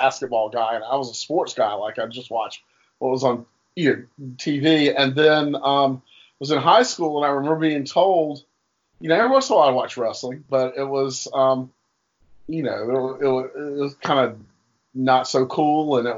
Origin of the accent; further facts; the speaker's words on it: Durham, North Carolina, United States; I grew up in Durham, North Carolina